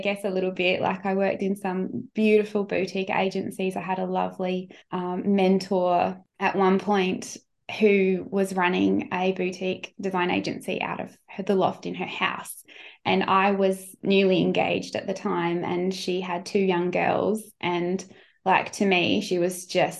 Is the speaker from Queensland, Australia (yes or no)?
yes; Sunshine Coast, Queensland, Australia; moved away as an adult; also born or lived in Brisbane; I was from the Sunshine Coast